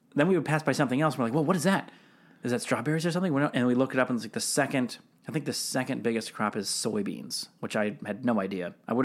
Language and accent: English; Seattle, Washington, United States; moved away; I grew up in Seattle adjacent, basically. But yeah, basically in Seattle, which I don't know if it's a, would you call it a major city? It's a big old city.